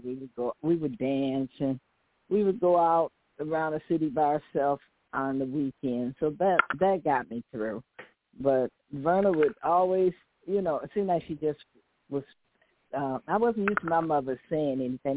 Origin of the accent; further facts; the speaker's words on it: the South, United States; accent: Southern; I had a Southern accent, and I still have it